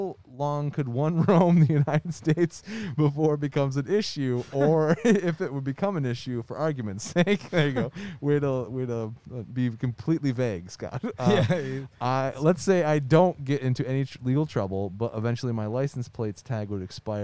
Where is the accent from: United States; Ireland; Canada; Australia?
Canada; Ontario; I am a Canadian fella living in the outskirts of Windsor and crossed the border into Michigan quite a bit.